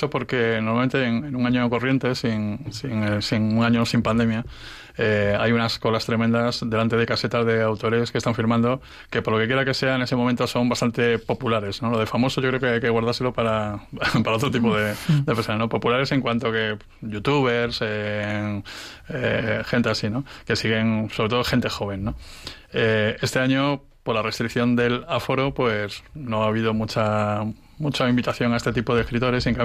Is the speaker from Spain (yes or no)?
yes; Community of Madrid, Spain; nosotros somos madrileños y entonces eh, estamos deseando